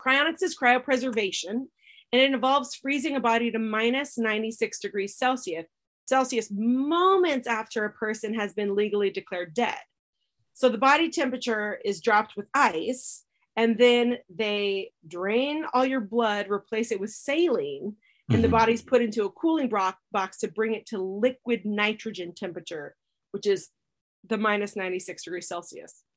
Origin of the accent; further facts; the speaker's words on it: Colorado, United States; I grew up in Colorado